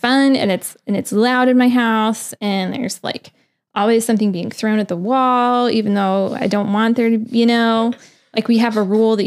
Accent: New Orleans, Louisiana, United States; also born or lived in Texas; now in Maryland, United States; I grew up in New Orleans

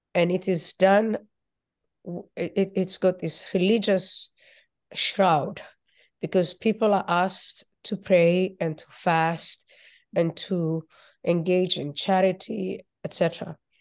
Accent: Somalia; moved away; also born or lived in Nairobi, Kenya; I was born in Somalia

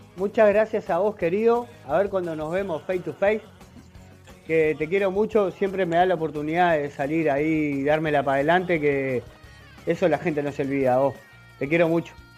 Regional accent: La Paz, Canelones, Uruguay; also born or lived in San Ramón, Canelones / Montevideo; Estoy en Canelones, donde, donde nací, donde me crié

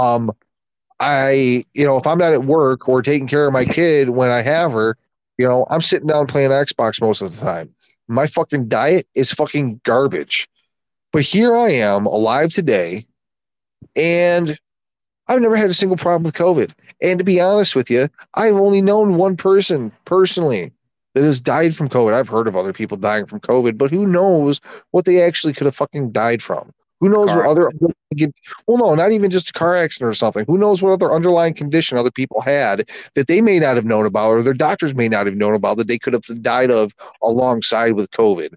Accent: United States; I'm an American

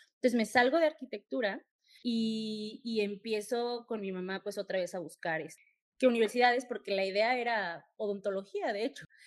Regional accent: Mexico City, Mexico; yo también soy de, de CDMX

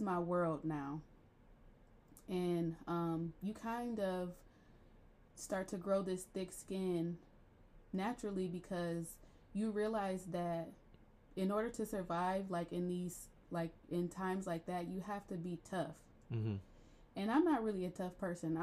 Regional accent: Akron, Ohio, United States; So when I was a child, we grew up in Channelwood, which is on the southwest side of Akron

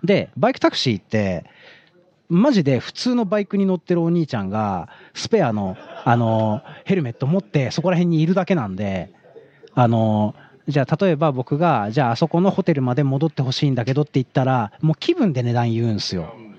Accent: Tokyo, Japan; also born or lived in Osaka; 東京人として

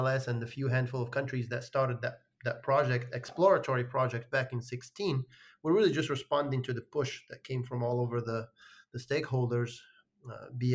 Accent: Morocco; moved away; I grew up in Morocco

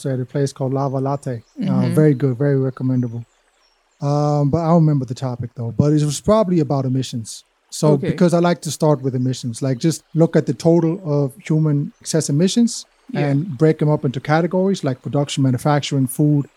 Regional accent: Hamburg, Germany; I'm originally from Hamburg, Germany

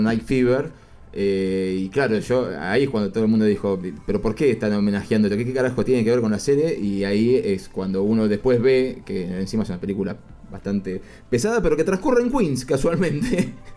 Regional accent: Argentina; nosotros somos todos argentinos

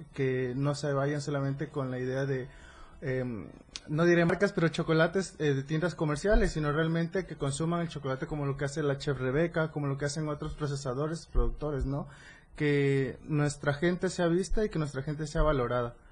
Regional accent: Oaxaca, Mexico; yo soy oaxaqueño, no soy chiapaneco

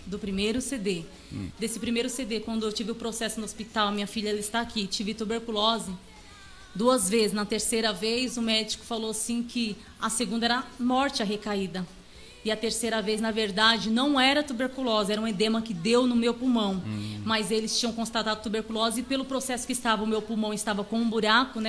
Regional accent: Ferraz de Vasconcelos, São Paulo, Brazil; É aqui mesmo, em São Paulo. Nasci aqui em São Paulo. Na verdade, foi em Ferraz de Vasconcelos

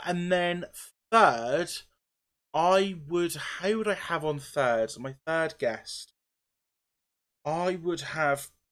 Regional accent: Norwich, East of England, United Kingdom; I'm from Norwich. I'm near Norwich

